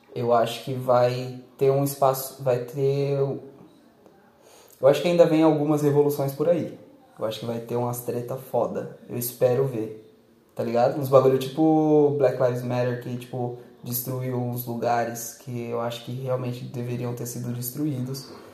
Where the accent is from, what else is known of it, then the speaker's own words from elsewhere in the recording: Brazil; Eu ainda sou brasileiro, eu vou ser brasileiro